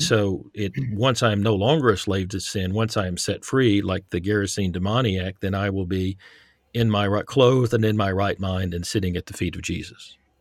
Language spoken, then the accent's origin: English; Texas, United States; moved away; I grew up in Texas